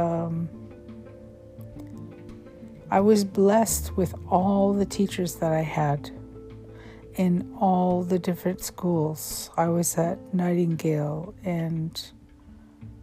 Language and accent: English; Vancouver, British Columbia, Canada; had grown up all over Vancouver, on the east side, the south side of Vancouver.